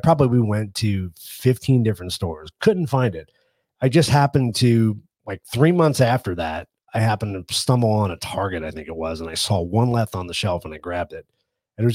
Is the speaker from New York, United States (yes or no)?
yes; Valley Stream, New York, United States; this is actually right around where I grew up in New York, too.